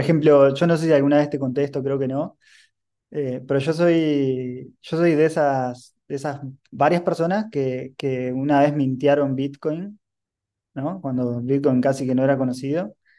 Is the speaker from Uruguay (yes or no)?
yes; Uruguay; soy un emprendedor uruguayo